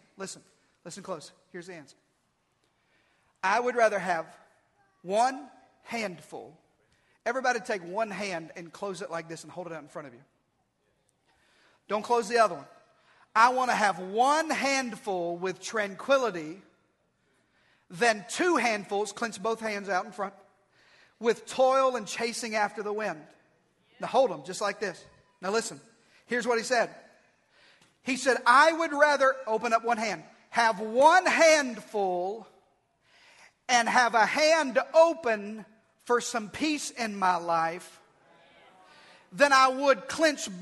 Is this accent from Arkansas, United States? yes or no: yes; Arkansas, United States; we're both from Arkansas